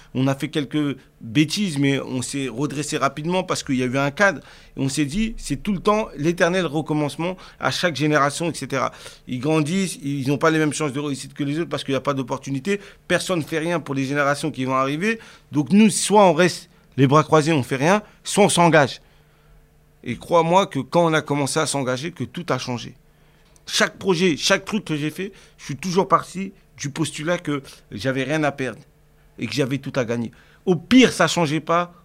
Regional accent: Cergy, Île-de-France, France; j'ai grandi euh, déjà à Sergi Pontoise, c'est euh, une ville euh, dans le 95, dans le Val d'Oise, en région parisienne

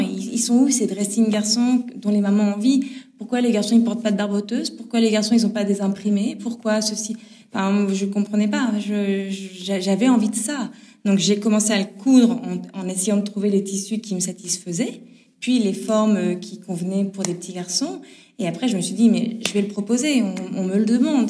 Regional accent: Nord, Hauts-de-France, France; je suis du Nord. Je vous dis du Nord, du Nord de la France. Euh, je viens du Nord

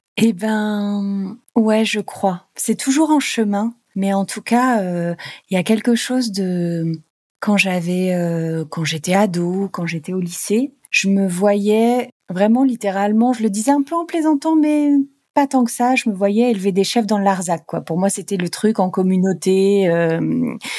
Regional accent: Normandy, France; also born or lived in Paris; moi je suis normande

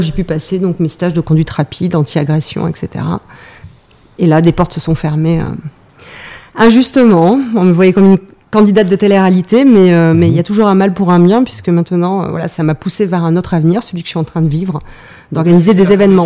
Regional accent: Arcachon Basin, Nouvelle-Aquitaine, France; moved away as an adult; also born or lived in Yvelines; Je suis bassin d'Arcachon, donc j'étais très contente de revenir à Bordeaux.

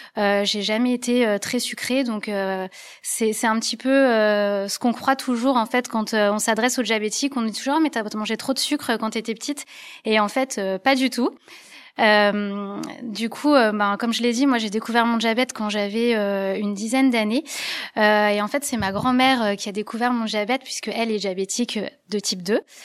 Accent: Lorraine, Grand Est, France; now in Lyon, France; je suis originaire de Lorraine, le pays où il fait un petit peu froid

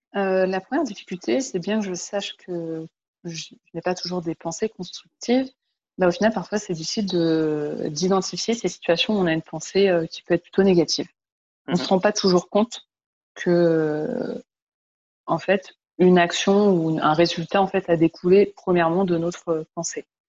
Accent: France; moved away as an adult; now in Montreal, Canada; je suis une Française de 32 ans, ici à Montréal depuis 9 mois

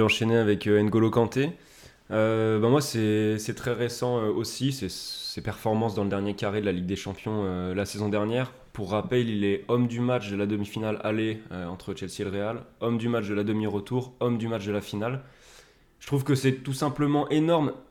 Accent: Ain, Auvergne-Rhône-Alpes, France; accent: Ain; mon accent du département de l'Ain

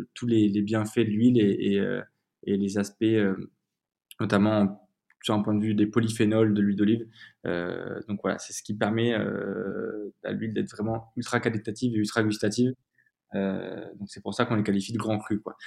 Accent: Comps, Occitania, France; also born or lived in Tarascon; je viens du Sud, hein, je viens de Provence. J'ai habité toute mon enfance autour d'Avignon, dans un petit village qui s'appelle Comps, qui, qui, qui, est du coup dans le Gard

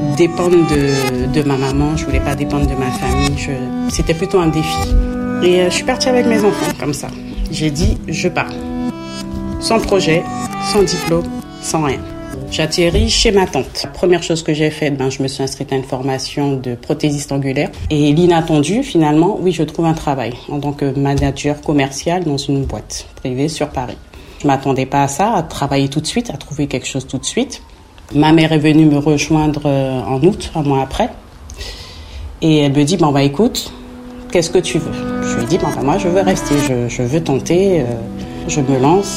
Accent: French Guiana; moved away as an adult; j'ai quitté la Guyane en 2010

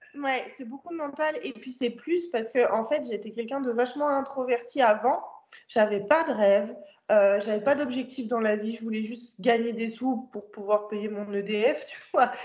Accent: France; je suis française

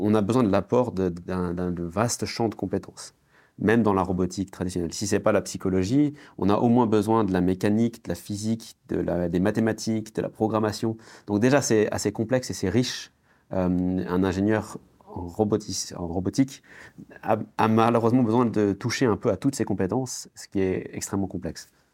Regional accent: France; quand j'étais enfant, euh, en France

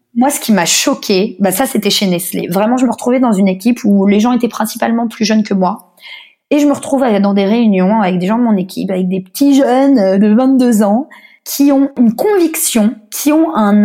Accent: Paris, Île-de-France, France; moved away as an adult; now in Australia; en tant que parisienne. Moi c'est aussi pour ça que je me suis jamais sentie totalement, je pense parisienne ou française

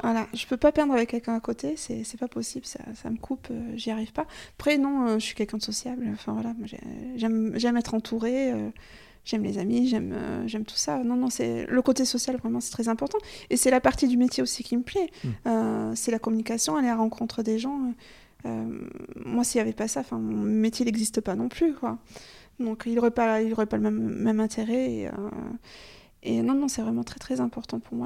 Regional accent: Gers, Occitania, France; now in Périgord, France; gersoise d'origine

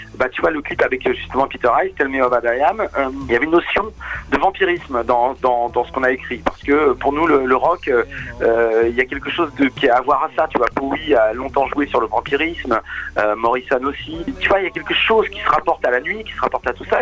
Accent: Normandy, France; now in Rouen, France; on est Normand

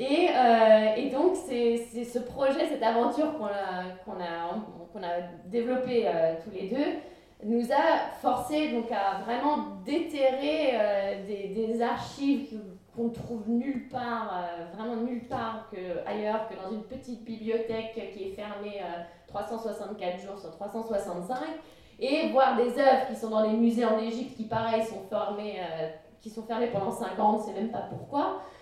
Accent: France; also born or lived in Dubai; en tant que Française et Européenne

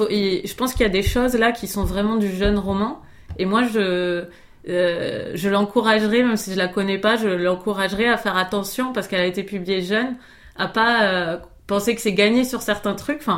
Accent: Rodez, Occitania, France; de Rodez, de ma ville natale.

